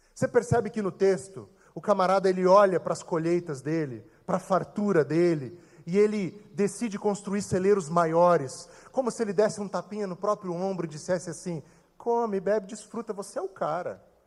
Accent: Brazil; sou brasileiro

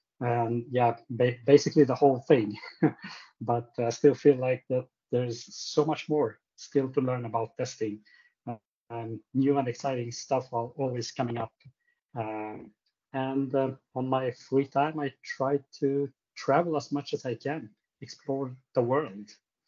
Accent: Sweden; I was born here in Sweden, but I'm originally from Egypt.

